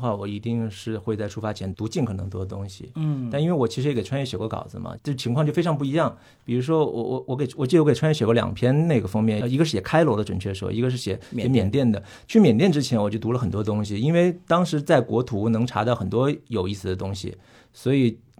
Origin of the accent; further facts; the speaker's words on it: Hunan, China; 因为我是湖南人，